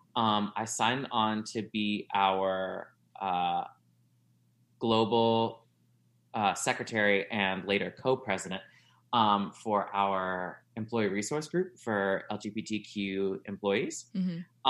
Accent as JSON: {"language": "English", "region": "South Louisiana", "country": "United States", "tie": "born or raised there", "moved": "as an adult", "lives_now": "Chicago, United States", "said": "I grew up in South Louisiana uh, and moved here uh, in two moved here to Chicago in 2010"}